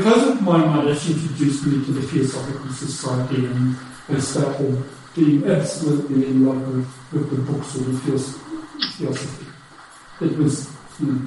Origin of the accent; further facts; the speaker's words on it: Australia; also born or lived in Germany; I was born in Germany, and then we immigrated to Australia after the war, so I have European background.